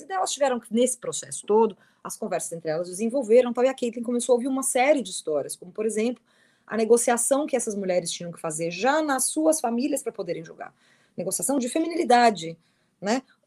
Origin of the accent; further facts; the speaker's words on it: Criciúma, Santa Catarina, Brazil; moved away as an adult; also born or lived in London; eu sou de Criciúma